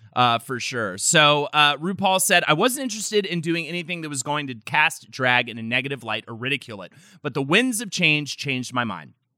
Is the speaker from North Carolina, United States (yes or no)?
yes; North Carolina, United States; moved away; growing up in North Carolina